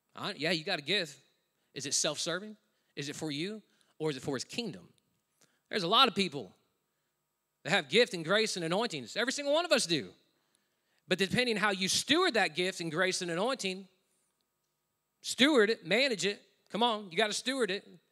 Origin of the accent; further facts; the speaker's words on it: United States; moved away as an adult; now in Australia; I'm an American living in another country. I'm a foreigner